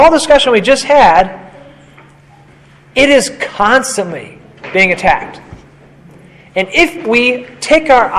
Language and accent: English; United States; I'm an American